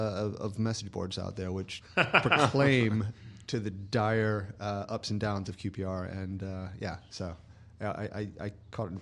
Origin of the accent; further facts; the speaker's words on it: South Carolina, United States; moved away as an adult; also born or lived in New York; now in London, United Kingdom; Originally, yeah.